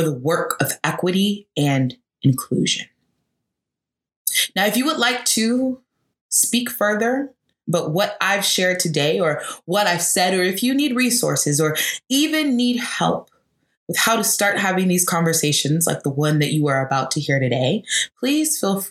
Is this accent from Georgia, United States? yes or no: yes; Atlanta, Georgia, United States; Atlanta, which is my hometown